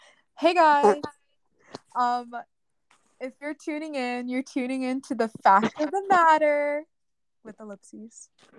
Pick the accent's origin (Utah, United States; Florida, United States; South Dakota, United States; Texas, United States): Texas, United States; Round Rock; Currently, we're both from the Round Rock area.